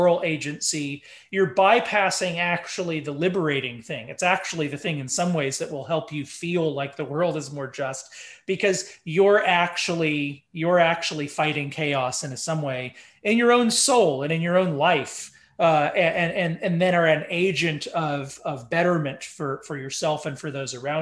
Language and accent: English; Dallas, Texas, United States; I was raised in Dallas, Texas, in the 90s